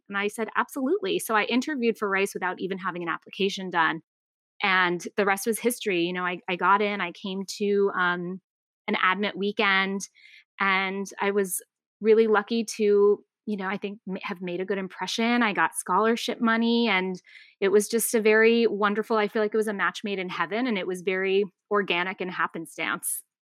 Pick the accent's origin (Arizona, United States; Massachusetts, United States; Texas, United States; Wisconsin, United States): Arizona, United States; Tucson; moved away as an adult; also born or lived in North Carolina; I grew up in Tucson, Arizona, um, still consider it home